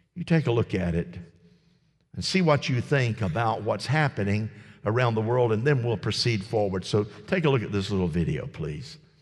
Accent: United States; me as an American

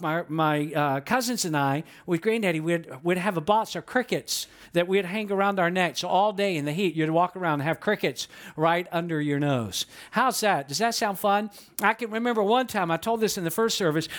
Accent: Atlanta, Georgia, United States; I was born and raised in Atlanta

